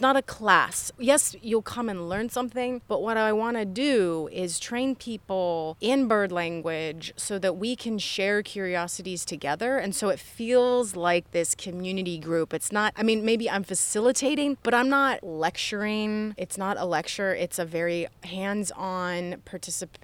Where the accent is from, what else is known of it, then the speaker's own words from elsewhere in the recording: Yellow Springs, Ohio, United States; I grew up here